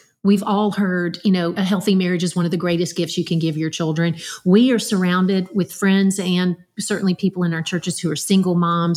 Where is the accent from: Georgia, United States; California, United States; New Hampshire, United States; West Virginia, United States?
Georgia, United States; Dublin; there wasn't anything where I grew up in Dublin, Georgia